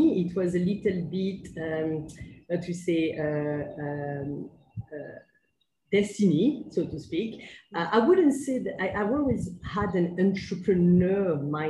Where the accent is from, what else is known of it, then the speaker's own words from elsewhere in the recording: Paris, Île-de-France, France; English is a second language; moved away as an adult; also born or lived in Manchester, United Kingdom; now in Kuala Lumpur, Malaysia; I'm indeed from France, from Paris